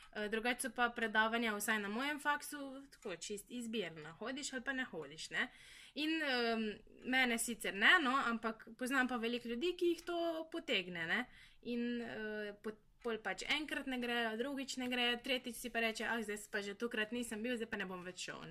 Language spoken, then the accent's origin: Slovenian; Brežice, Slovenia; moved away as an adult; dosta oddaljena sem, ker sem iz Brežic